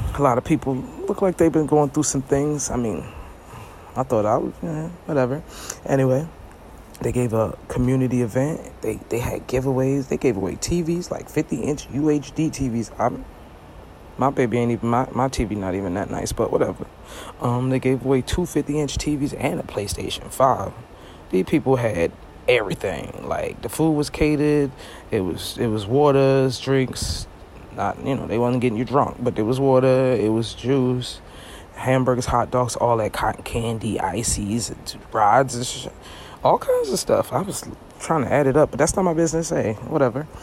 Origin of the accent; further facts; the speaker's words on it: Brooklyn, New York, United States; now in Florida, United States; Visiting my family. That's where I'm from. I'm from Brooklyn. But I live in Florida